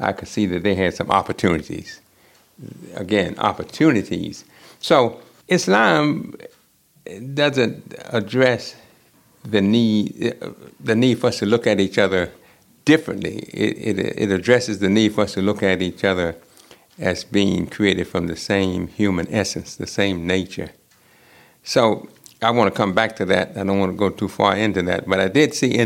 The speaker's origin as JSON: {"language": "English", "area": "Edgefield County, Aiken County", "region": "South Carolina", "country": "United States", "tie": "born or raised there", "said": "I grew up in South Carolina, Edgefield County, and then Aiken County."}